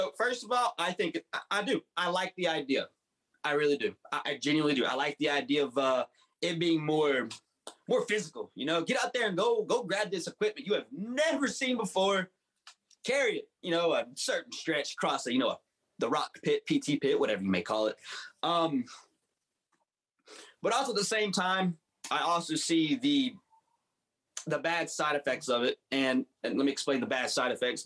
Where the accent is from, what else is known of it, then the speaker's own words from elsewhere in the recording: West Virginia, United States; I was born and raised right here in West Virginia